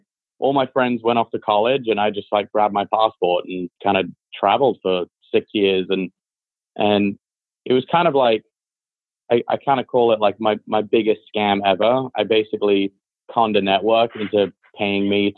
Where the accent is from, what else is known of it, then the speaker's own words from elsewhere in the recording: Beverly Hills, California, United States; growing up in Hollywood and like, I mean, well, really in like Beverly Hills